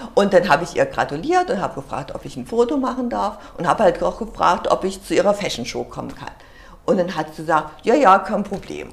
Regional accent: the East, East Germany, Germany; ich komme aus dem Osten, ich habe für die modischen Maschen gemodelt

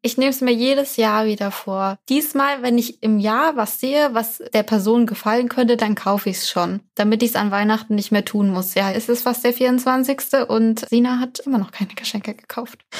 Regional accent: Baden-Württemberg, Germany; ich komme ja auch hier aus der Region

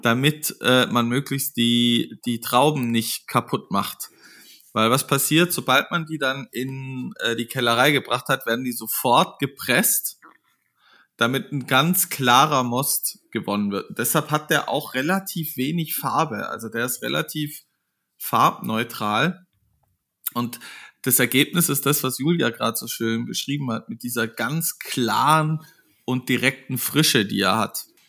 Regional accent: Munich, Bavaria, Germany; wir als Münchner

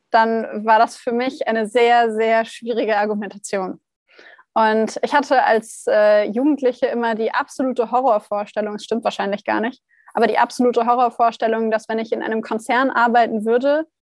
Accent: Hanover, Lower Saxony, Germany; now in Heidelberg, Germany; Ich komme ursprünglich aus Hannover. Meine Firma habe ich dann in Heidelberg gegründet, weil ich auch hier studiert habe, denn ich bin von Hannover nach Heidelberg gezogen

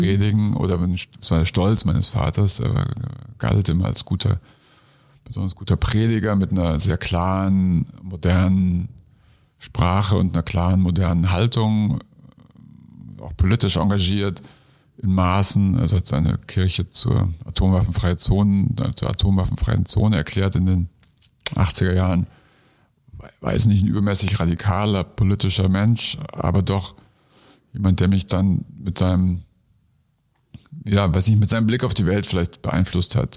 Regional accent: Munich, Bavaria, Germany; in München in der U-Bahn, wo ich groß geworden bin, nicht in der U-Bahn, sondern in München

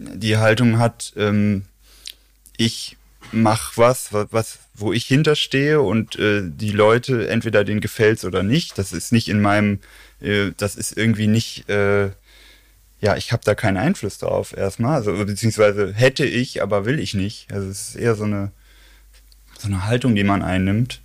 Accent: Xanten, North Rhine-Westphalia, Germany; moved away as an adult; now in Cologne, Germany; ursprünglich, ursprünglich komme ich aus Xanten. Das ist so 100 Kilometer nördlich von Köln an der ja. holländischen Grenze

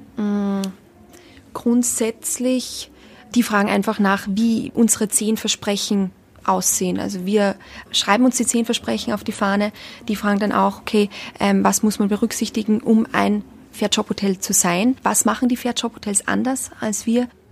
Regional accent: Austria; accent: Austrian dialect; moved away as an adult; also born or lived in Donaueschingen, Germany / Tenerife; Ich komme aus Österreich

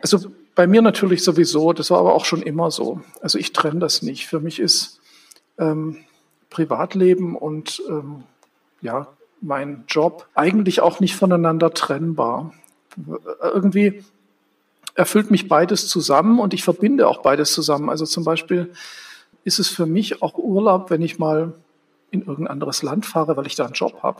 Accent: Stuttgart, Baden-Württemberg, Germany; moved away as an adult; now in Berlin, Germany; Ich bin ja in Stuttgart aufgewachsen

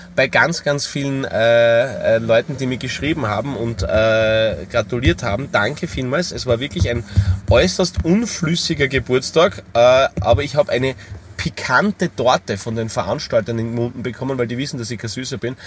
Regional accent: Styria, Austria; bei uns in der Steiermark

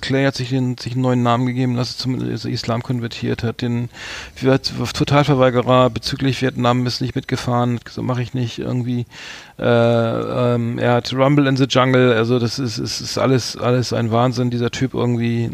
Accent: Germany; als Deutscher

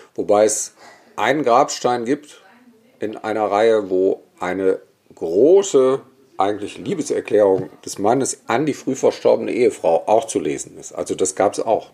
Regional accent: Bergisch Gladbach, North Rhine-Westphalia, Germany; also born or lived in Cologne; Ich komme nicht aus Köln. Ich komme ja eigentlich aus Bergisch Gladbach mhm. und bin westlich von Köln groß geworden

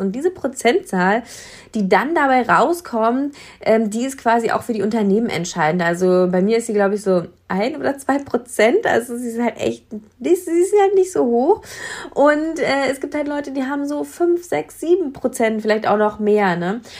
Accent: Brandenburg, Germany; bei uns in Brandenburg hätte man dann irgendwie Mathe-Abitur machen müssen

